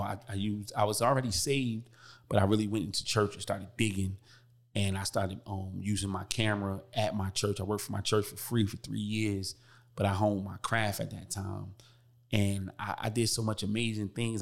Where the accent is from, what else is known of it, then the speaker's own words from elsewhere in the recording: Newark, New Jersey, United States; I come from Newark, New Jersey, rough background, everybody know about Brick City